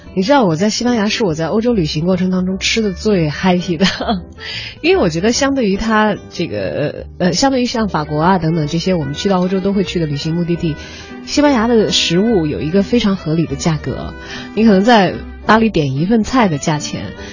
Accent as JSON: {"language": "Chinese", "region": "Chongqing", "country": "China", "said": "我是来自于川渝一带的"}